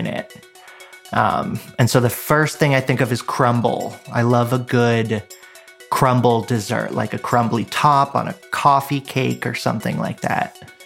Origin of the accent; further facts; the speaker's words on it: Stuart, Florida, United States; I grew up in Florida. I grew up in Stuart, Florida, which is right near the big lake in the middle